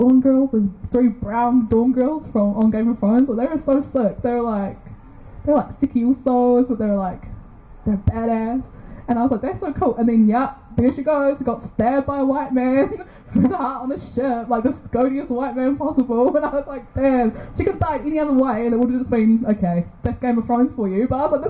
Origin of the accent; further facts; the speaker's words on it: East Coast, Gisborne, New Zealand; I'm from the East Coast tribes, Te Whanau Api Ngāti Porou